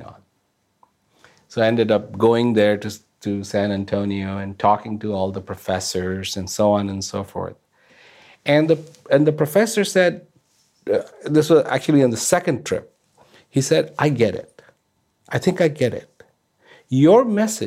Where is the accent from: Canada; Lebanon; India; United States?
India; now in Australia; I was born in India